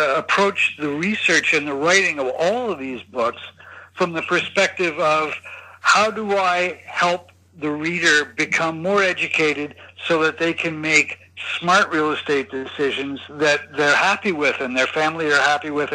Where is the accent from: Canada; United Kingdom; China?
Canada; moved away as an adult; also born or lived in Tokyo, Japan; now in Hong Kong; I am originally from Canada